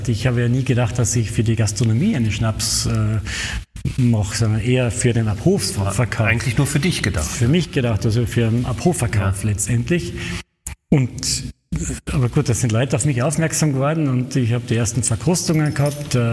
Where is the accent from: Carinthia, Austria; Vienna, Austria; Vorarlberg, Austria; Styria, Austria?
Carinthia, Austria; Ruden; Am Donnerstag am Abend habe ich mein Brieflein in Ruden ins Postkastel geworfen, also in meinem Heimatort.